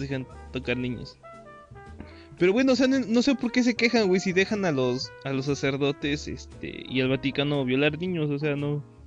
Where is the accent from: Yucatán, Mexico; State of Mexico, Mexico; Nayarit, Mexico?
State of Mexico, Mexico; moved away; yo originalmente soy del Estado de México